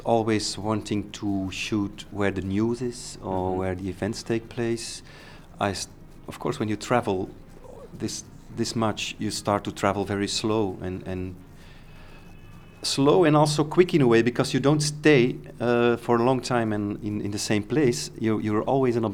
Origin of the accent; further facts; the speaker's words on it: Antwerp, Flanders, Belgium; I started from Antwerp, my hometown